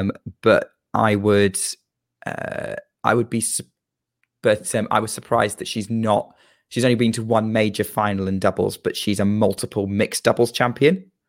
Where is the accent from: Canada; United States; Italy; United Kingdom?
United Kingdom; I am a Brit